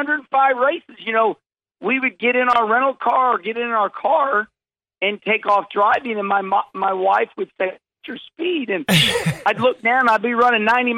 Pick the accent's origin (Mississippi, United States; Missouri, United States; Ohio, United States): Missouri, United States; St. Louis; I am, you know, born and raised in St. Louis.